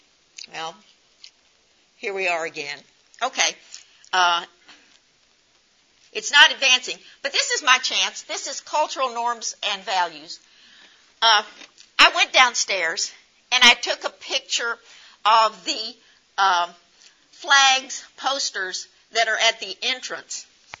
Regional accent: United States; And so just because we're from the United States does not make us the same.

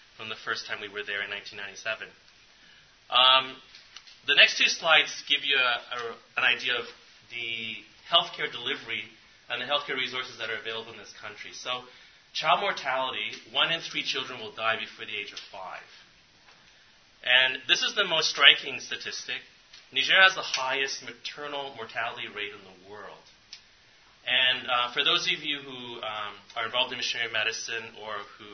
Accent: Canada; I'm from Canada, so all of our cities are along the border with the United States

